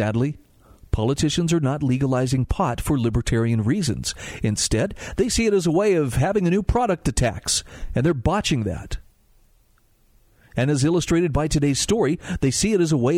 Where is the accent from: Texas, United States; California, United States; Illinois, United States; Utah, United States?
Utah, United States; also born or lived in Oklahoma; my home state of Utah